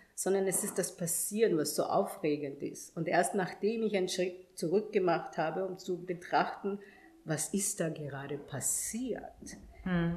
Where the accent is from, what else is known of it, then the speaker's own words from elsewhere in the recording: Vienna, Austria; also born or lived in Ghana; ab meinem fünften Lebensjahr war ich dann tatsächlich hier und bin dann zur Schule gegangen und ich meine, ich muss auch ehrlich sagen, ich bin und fühle mich als Wienerin, immer schon gewesen